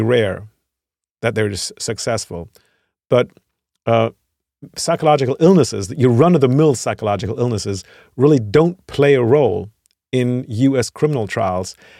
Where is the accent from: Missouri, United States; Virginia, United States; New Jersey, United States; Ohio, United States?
Virginia, United States; moved away as an adult; now in Germany; I'm from Virginia. I spent thirty years there